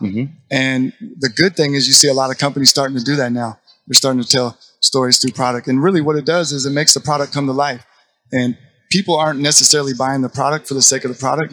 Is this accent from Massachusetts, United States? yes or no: no; Portland, Oregon, United States; now in Dallas, United States; I'm from Portland, so I obviously grew up right behind the shadows of Nike